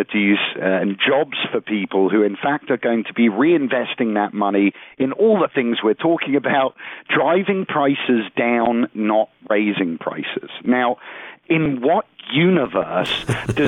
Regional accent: United Kingdom; moved away; I'm originally from the United Kingdom

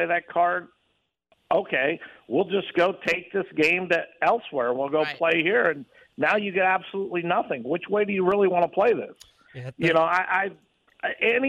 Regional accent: Midwest, United States; born or raised there; now in Las Vegas, United States

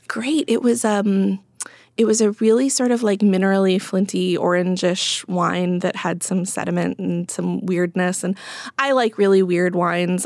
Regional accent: Midwest, United States; now in East Coast, United States; I am a Midwesterner who now lives in the East Coast

